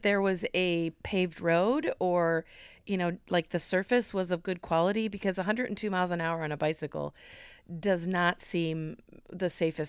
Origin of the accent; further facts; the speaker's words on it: Cedar Rapids, Iowa, United States; but the Wright brothers lived in Cedar Rapids, which is my hometown, with their family from 1878 to 1881.